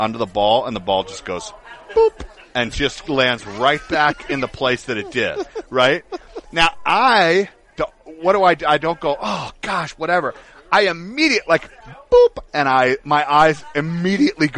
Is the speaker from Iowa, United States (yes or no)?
no; Atlanta, Georgia, United States; moved away; I'm originally from Atlanta